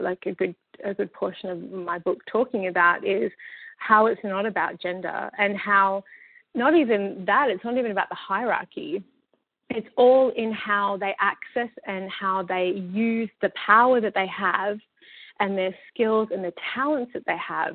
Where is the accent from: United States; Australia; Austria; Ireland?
Australia; now in Vancouver, Canada; I live in Vancouver and I come from Australia, very multicultural.